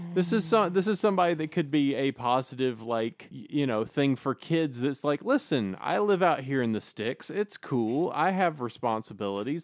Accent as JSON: {"language": "English", "region": "Alabama", "country": "United States", "tie": "born or raised there", "said": "I was born in Alabama."}